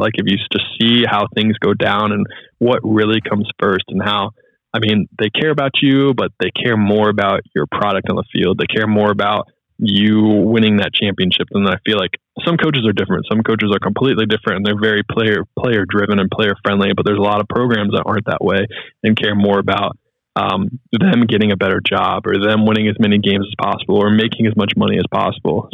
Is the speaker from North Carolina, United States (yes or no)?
yes; Charlotte, North Carolina, United States; moved away; also born or lived in Ohio; I'm so much of a Charlotte homer